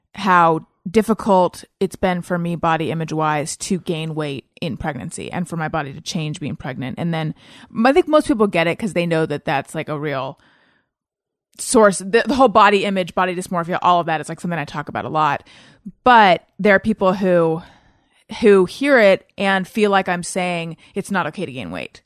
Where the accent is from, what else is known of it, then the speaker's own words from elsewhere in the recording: Orange County, California, United States; also born or lived in Claremont / New York; born in Northern California, grew up in Orange County